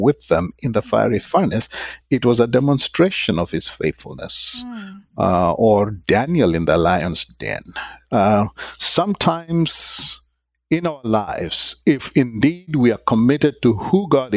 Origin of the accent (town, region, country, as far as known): Kenya; moved away as an adult